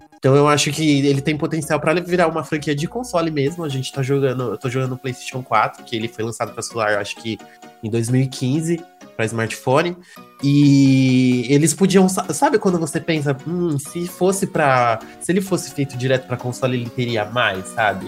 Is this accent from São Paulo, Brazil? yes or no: yes; São Bernardo do Campo, São Paulo, Brazil; Eu sou de São Bernardo do Campo, amor, a terra da batata do Volkswagen